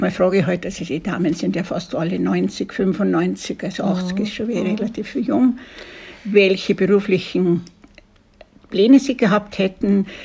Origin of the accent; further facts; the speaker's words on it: Kitzbühel, Tyrol, Austria; Ich komme aus Tirolern, aus Kitzbühel und habe die Fahrt natürlich sehr genossen.